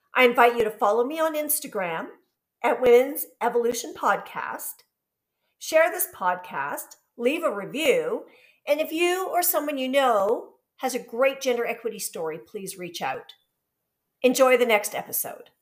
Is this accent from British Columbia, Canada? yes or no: yes; just outside of Vancouver, British Columbia, Canada; I was born and raised just outside of Vancouver.